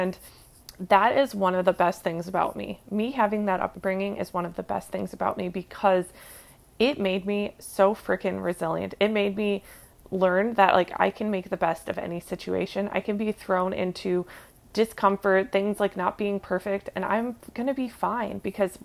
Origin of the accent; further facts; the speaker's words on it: Minnesota, United States; moved away; I grew up in Minnesota. Like, I'm here now visiting for a family reunion, and one of my favorite things about growing up here